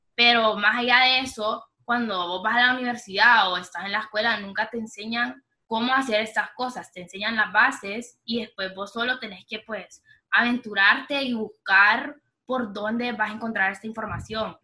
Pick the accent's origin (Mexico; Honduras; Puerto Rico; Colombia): Honduras; also born or lived in Miami, United States; nací en Miami, me crié en Honduras toda mi vida